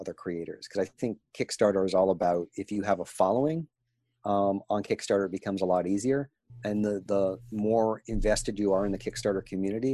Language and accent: English; New England, United States; also born or lived in New Hampshire; I grew up in Maine and New Hampshire